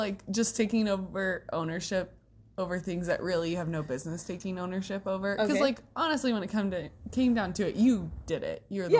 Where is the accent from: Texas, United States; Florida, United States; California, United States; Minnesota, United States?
Texas, United States; Central; I'm from Central Texas.